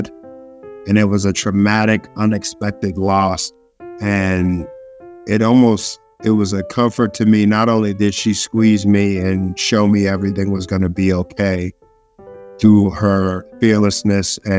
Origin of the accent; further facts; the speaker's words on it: Boston, Massachusetts, United States; I was born and raised in Dorchester, Massachusetts